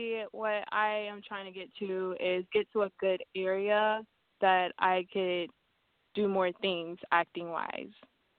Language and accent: English; Orlando, Florida, United States; I am from Orlando, Florida